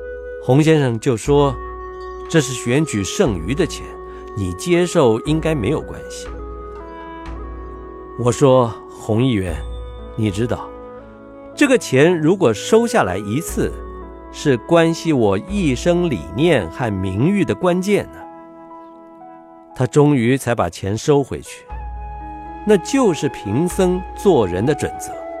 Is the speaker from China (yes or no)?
yes; China; 我曾坦诚地说，我是中国人，因为我是哪里人是改不了的。但每当我说我是中国人，总有人批评我不对。那么我不是中国人，我是哪一国人呢？